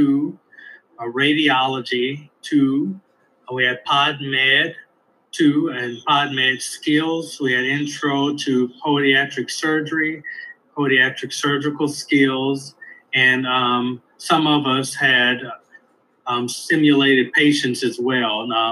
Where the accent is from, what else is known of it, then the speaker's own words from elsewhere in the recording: Elton, Louisiana, United States; moved away as an adult; now in Ohio, United States; I'm from Elton, Louisiana. Elton is a very small town in Louisiana.